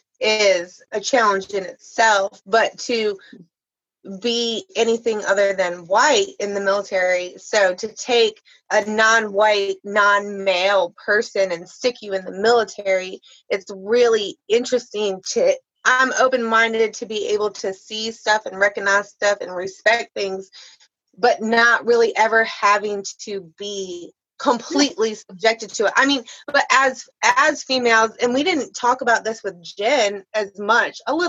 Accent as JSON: {"language": "English", "region": "New York", "country": "United States", "moved": "yes", "lives_now": "Texas, United States", "said": "I'm originally from New York, but I live in Texas"}